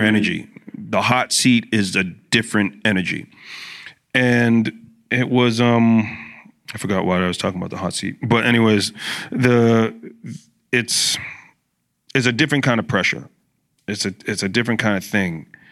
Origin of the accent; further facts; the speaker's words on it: Brampton, Ontario, Canada; I grew up in Brampton